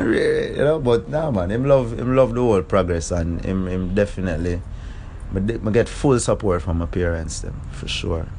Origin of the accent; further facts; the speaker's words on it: Kingston, Jamaica; Town man, Kingston.